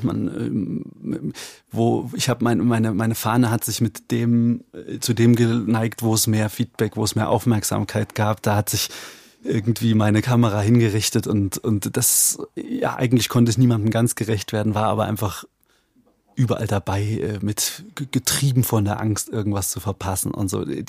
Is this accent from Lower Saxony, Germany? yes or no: no; Eichsfeld, Thuringia, Germany; ich komme aus dem Eichsfeld. Wir reden hier vom, von der Nordspitze Thüringens, tief konservatives, hm. sehr dörfliches, katholisches Eichsfeld